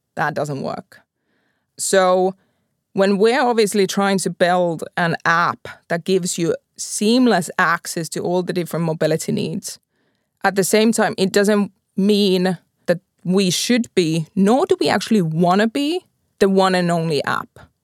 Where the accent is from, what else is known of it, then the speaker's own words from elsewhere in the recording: Pori, Satakunta, Finland; I'm from Pori